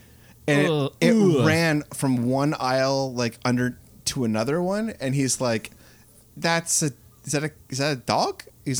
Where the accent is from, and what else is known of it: Canada